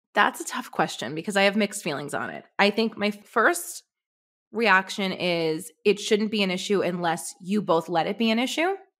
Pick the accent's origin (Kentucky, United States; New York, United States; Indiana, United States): New York, United States; New York City; now in Manhattan, United States; I grew up in Brooklyn. So, I grew up in, like, a really humble neighborhood in Brooklyn